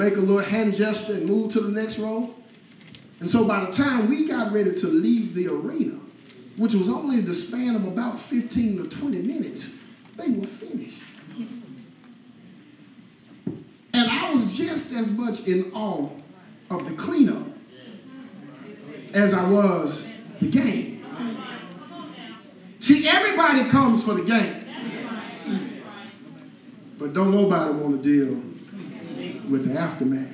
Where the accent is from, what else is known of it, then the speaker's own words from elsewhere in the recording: Louisiana, United States; moved away; I'm from Louisiana. I'm a boot boy